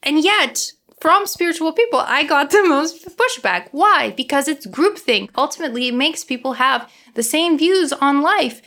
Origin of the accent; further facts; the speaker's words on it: Toronto, Ontario, Canada; accent: Ukrainian; Toronto. Yay, my hometown